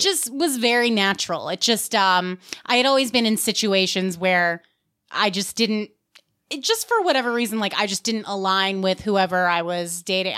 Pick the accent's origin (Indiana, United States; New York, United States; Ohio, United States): New York, United States; Westchester; I'm from New York